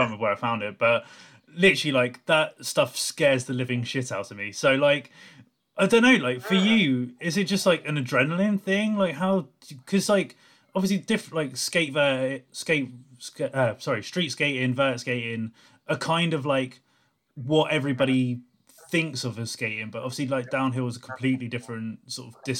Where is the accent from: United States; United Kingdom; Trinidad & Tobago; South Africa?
United Kingdom; England; as an English person